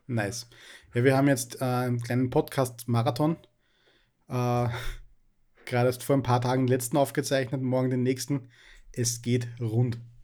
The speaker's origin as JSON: {"language": "German", "region": "Upper Austria", "country": "Austria", "said": "ich bin äh, auch aus Oberösterreich. Äh, ich wohne in der Nähe von Linz."}